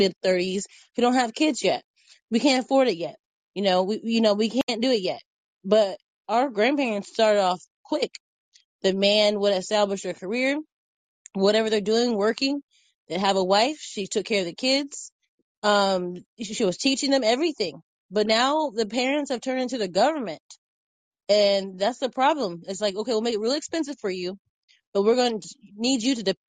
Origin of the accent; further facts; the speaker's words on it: Indiana, United States; now in Texas, United States; I'm from Indiana